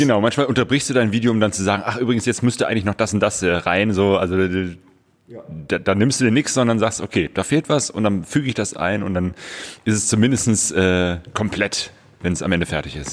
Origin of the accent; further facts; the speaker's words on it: Bergisches Land, North Rhine-Westphalia, Germany; now in Ruhr area, Germany; Ich lebe jetzt seit auch ungefähr 25 Jahren im, äh, im Ruhrpott. komme ursprünglich aus dem Bergischen Land